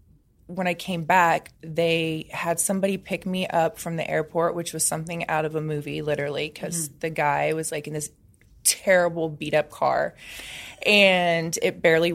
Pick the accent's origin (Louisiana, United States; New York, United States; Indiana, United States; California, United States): Indiana, United States; now in Los Angeles, United States